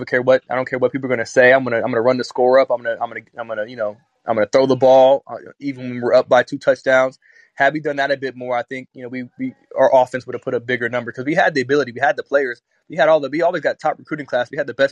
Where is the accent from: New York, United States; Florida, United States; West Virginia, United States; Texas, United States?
Florida, United States; that's my hometown.